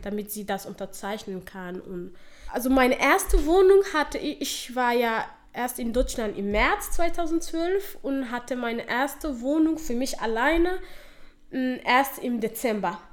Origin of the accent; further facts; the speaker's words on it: Somalia; German is a second language; now in Dortmund, Germany; ich nenne Somalia meine Heimat. Das ist ja meine Heimat. Dort bin ich geboren und aufgewachsen.